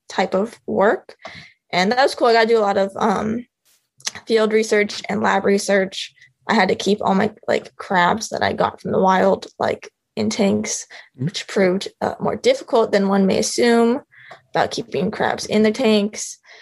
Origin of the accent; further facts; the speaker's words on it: Phoenix, Arizona, United States; moved away as an adult; also born or lived in Rhode Island; I grew up in Phoenix, Arizona, which as you know has no water really